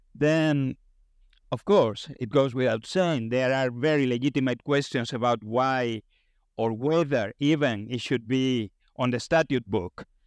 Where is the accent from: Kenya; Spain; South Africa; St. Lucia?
Spain; moved away; I come from Spain